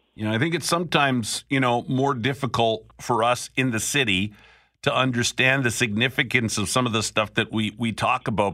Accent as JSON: {"language": "English", "town": "Picture Butte", "region": "Alberta", "country": "Canada", "tie": "born or raised there", "moved": "yes", "lives_now": "Manitoba, Canada", "said": "I grew up in Picture Butte."}